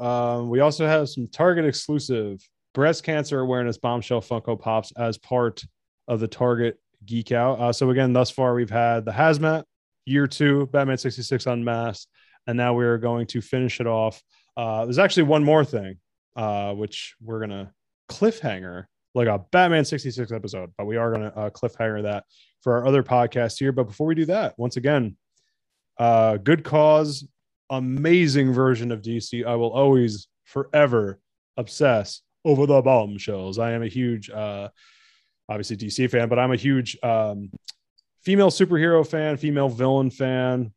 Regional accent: New Jersey, United States; I'm from New Jersey

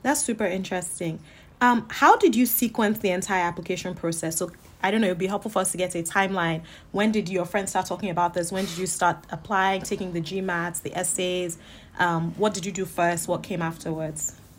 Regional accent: Lagos, Nigeria; moved away; also born or lived in New York / Berlin; I'm from Lagos, Nigeria, and I'm a first year student at the Harvard Business School

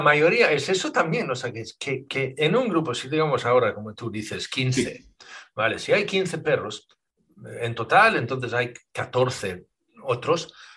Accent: Sweden; now in Spain; pero soy sueco de, origen, yo nací en Suecia, ¿vale? Y ya llevo 30 años aquí en España

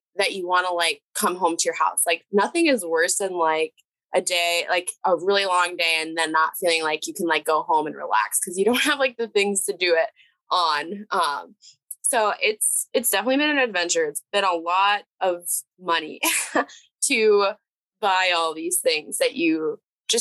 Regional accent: Minnesota, United States; moved away as an adult; now in North Dakota, United States; I'm actually originally from the Minnesota area, but I did do my 4 years here

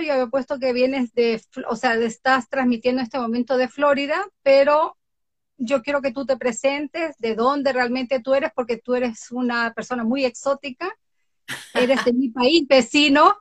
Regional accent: Galápagos, Ecuador; soy noruega, nacida en Galápagos

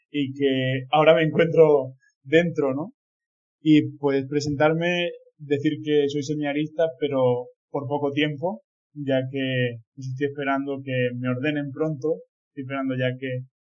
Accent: Villena, Valencian Community, Spain; soy de Villena, de esta diócesis de Orihuela Alicante, y soy el segundo de dos hermanos

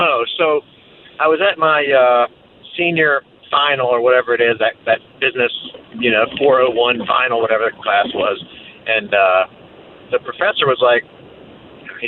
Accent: Eastern North Carolina, United States; moved away as an adult; also born or lived in Burlington, North Carolina; I grew up in Eastern North Carolina

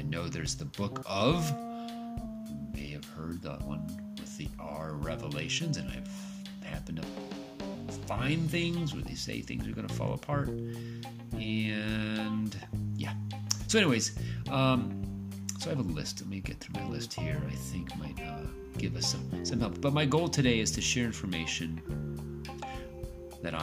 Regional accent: United States; I grew up in the United States

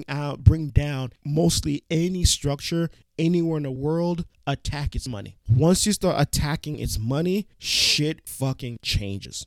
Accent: New York City, New York, United States; I am from New York City, specifically Brooklyn, New York City

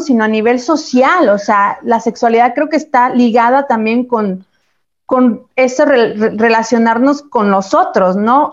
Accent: Chiapas, Mexico; moved away; eso sigue pasando en Chiapas hoy en día, de donde soy yo

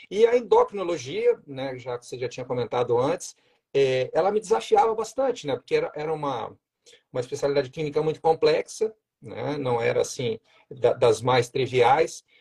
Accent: Juiz de Fora, Minas Gerais, Brazil; also born or lived in Rio de Janeiro; now in Joinville, Brazil; eu sou mineiro, né? Sou de Juiz de Fora. Aí fiz a minha faculdade na Federal de Juiz de Fora, depois fui para o Rio de Janeiro, morei cinco anos lá

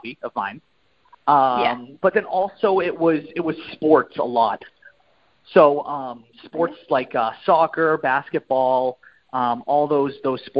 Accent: Maine, United States; I'm from the Northeast, so I'm from Maine. And so we have a ton of mountains up there.

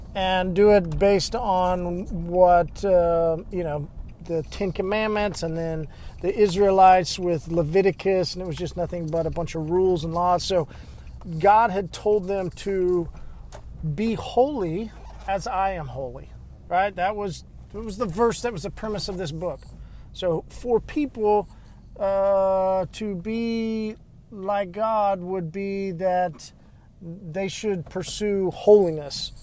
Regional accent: Midwest, United States; now in Tulsa, United States; Growing up in the Midwest, Southern Baptist

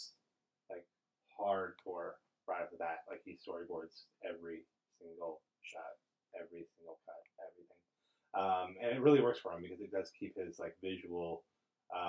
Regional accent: United States; as an American

